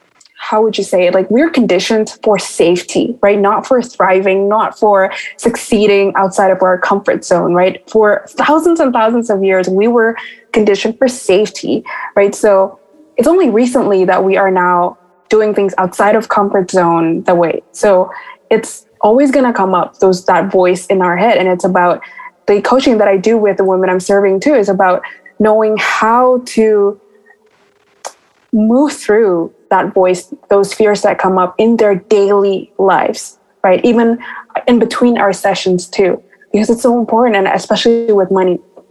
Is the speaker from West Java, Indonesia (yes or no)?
no; Bali, Indonesia; moved away; I also came from a third world country. So I came from Bali, Indonesia